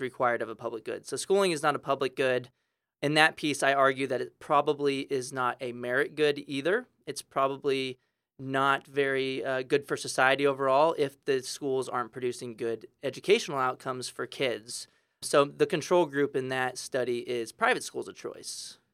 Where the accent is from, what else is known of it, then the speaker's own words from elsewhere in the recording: San Antonio, Texas, United States; I grew up in San Antonio, Texas